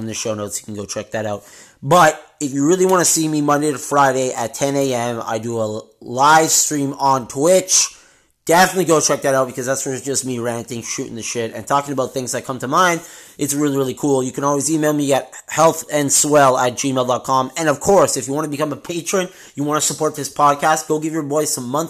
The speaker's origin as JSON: {"language": "English", "country": "Canada", "said": "since we are Canadian"}